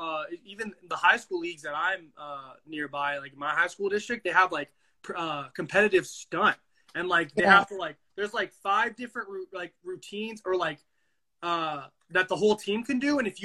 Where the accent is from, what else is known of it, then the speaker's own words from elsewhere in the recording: Dallas, Texas, United States; born there; I was born in Dallas, so I remember how it was with football there.